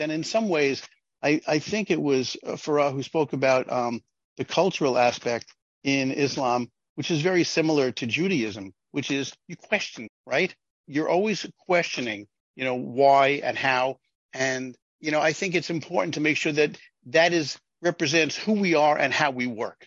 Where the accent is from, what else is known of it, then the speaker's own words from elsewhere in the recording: New York, United States; I'm from New York, where there's a very large Jewish population